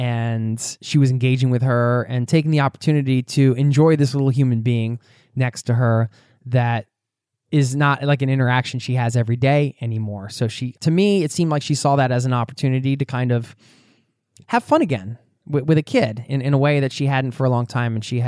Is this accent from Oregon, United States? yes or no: no; Atlanta, Georgia, United States; We're from Atlanta, Georgia, and plan to live in our fifth wheel for the foreseeable future